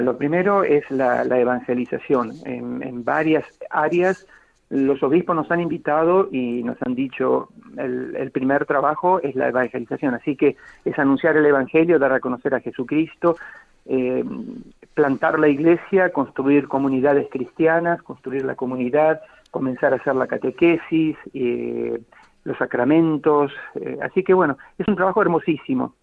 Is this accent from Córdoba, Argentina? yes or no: no; Bahía Blanca, Buenos Aires Province, Argentina; moved away as an adult; now in Sierra Leone; el patio salesiano donde crecí en el Colegio Don Bosco, en Bahía Blanca